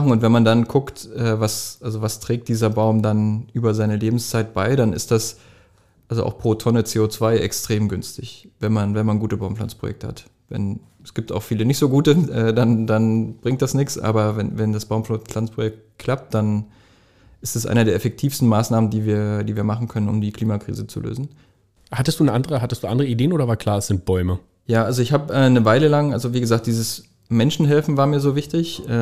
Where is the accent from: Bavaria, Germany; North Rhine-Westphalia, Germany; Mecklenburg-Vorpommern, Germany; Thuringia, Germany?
Thuringia, Germany; Jena; also ich komme nicht aus Wittenberg, ich bin in Jena geboren.